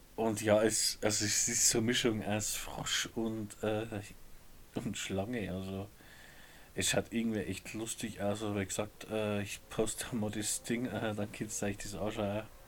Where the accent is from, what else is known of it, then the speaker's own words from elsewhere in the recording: Upper Palatinate, Bavaria, Germany; bei uns in der Oberpfalz